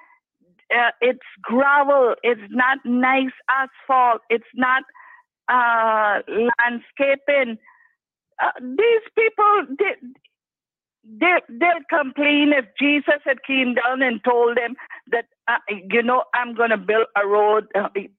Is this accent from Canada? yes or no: no; Cayman Islands; us Caymanians